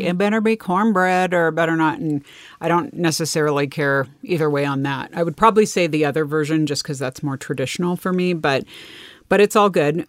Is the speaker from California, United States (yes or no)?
yes; California, United States; my experience growing up in California